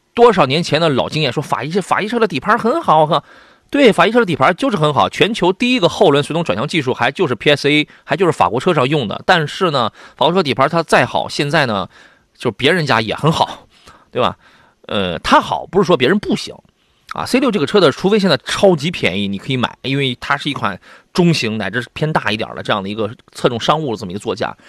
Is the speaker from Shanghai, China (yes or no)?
no; Shandong, China; 这是咱们中国人这个，而且也是咱们山东人啊自己造了这么一个东西。